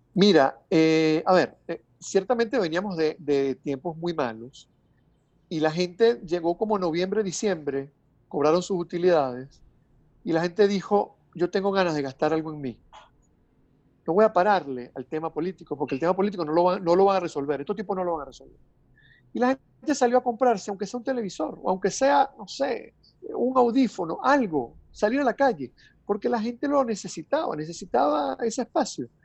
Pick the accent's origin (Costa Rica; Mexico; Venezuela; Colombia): Venezuela; estamos en Venezuela